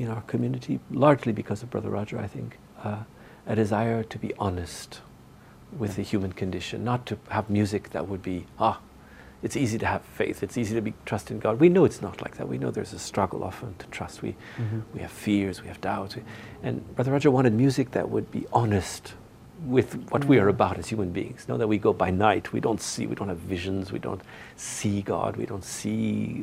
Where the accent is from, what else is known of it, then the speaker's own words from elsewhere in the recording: Northern Ontario, Canada; moved away as an adult; I'm from Northern Ontario.